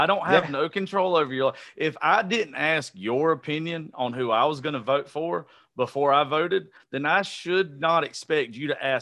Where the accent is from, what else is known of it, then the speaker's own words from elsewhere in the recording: the South, United States; I'm a very unique person to be born and raised in the South